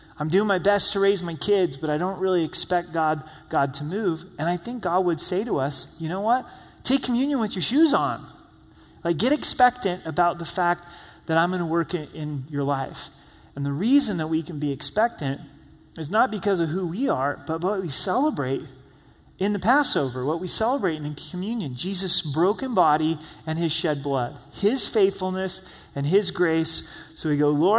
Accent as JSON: {"language": "English", "region": "Oregon", "country": "United States", "tie": "born or raised there", "said": "I grew up in Oregon"}